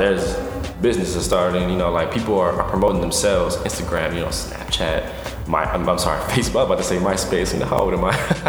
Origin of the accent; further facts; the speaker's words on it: Texas, United States; I'm from Texas